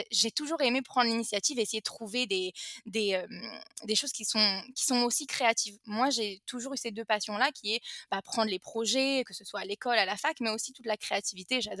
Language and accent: French; France; now in Israel; j'ai 28 ans, je suis française, je suis née en France, mais je suis aujourd'hui en, Israël.